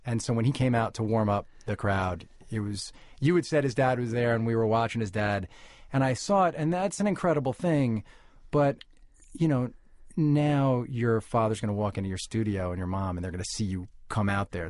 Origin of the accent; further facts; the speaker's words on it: New York City, New York, United States; I was born in New York City to a cigar-smoking Jewish music publisher father